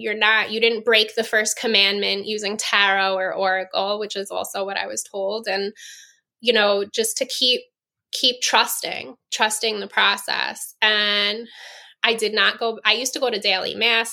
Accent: New York, United States; moved away; I'm from New York.

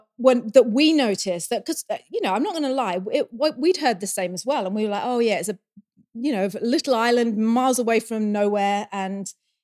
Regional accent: England, United Kingdom; moved away as an adult; now in New Zealand; when we went back to England, I'm going to keep referring back to the UK and, you know, we're English.

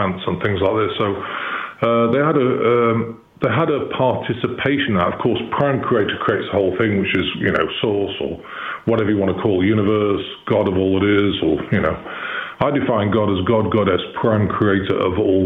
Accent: Chester, North West England, United Kingdom; accent: English; moved away as an adult; now in Missouri, United States; I live in Missouri, but I was born in Chester, which is 20 miles from Liverpool and 30 miles from Manchester. So, I came here about in 2010.

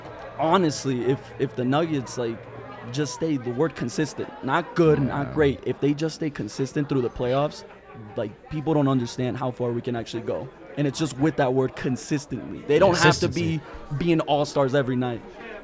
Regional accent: Salt Lake City, Utah, United States; also born or lived in Denver, Colorado; I was born in Denver, but we've been raised in Utah all our life.

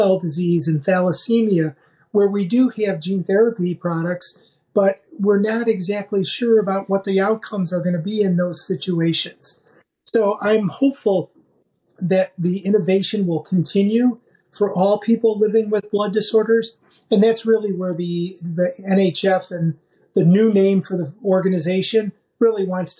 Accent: Chicago, Illinois, United States; my hometown, Chicago

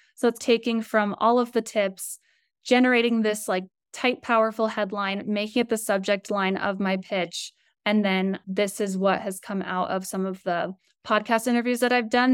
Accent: Colorado, United States; also born or lived in San Diego / Los Angeles; So I grew up in Colorado. I'm in Denver right now. Very shy girl from Colorado

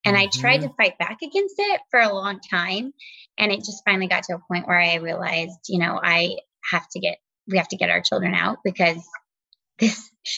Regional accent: Nebraska, United States; Yes. Yep. We're from the Cornhusker State originally.

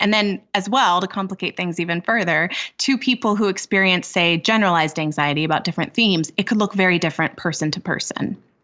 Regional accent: California, United States; moved away as an adult; now in Minnesota, United States; I'm originally from California, but I moved to Minnesota a number of years ago for a postdoctoral fellowship.

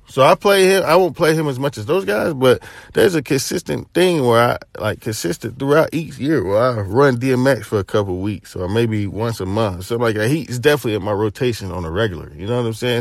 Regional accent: Chattanooga, the South, Tennessee, United States; I'm from Chad, my family from Knoxville, Tennessee

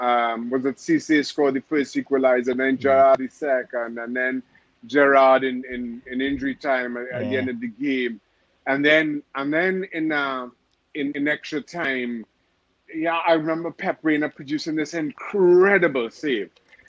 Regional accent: Trinidad & Tobago; I grew up in Trinidad Tobago where, you know, you had two channels on TV.

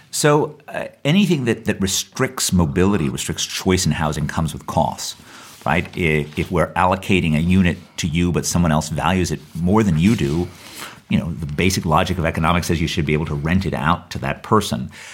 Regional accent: New York, United States; I grew up in New York in the 1970s

